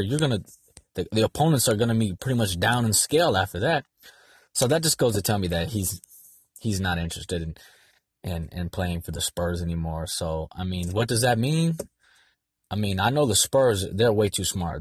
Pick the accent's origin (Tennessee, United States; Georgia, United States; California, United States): California, United States; San Diego; I'm from San Diego.